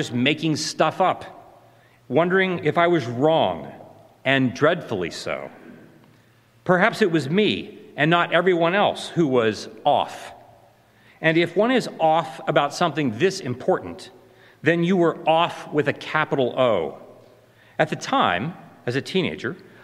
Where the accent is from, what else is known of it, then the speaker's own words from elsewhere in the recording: Mount Pleasant, Ohio, United States; I grew up in Ohio, in the small town of Mount Pleasant, population 800